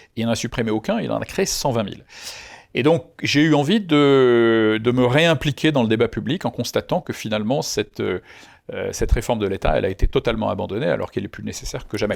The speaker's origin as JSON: {"language": "French", "town": "Lyon", "region": "Auvergne-Rhône-Alpes", "country": "France", "tie": "born or raised there", "said": "J'étais originaire de Lyon"}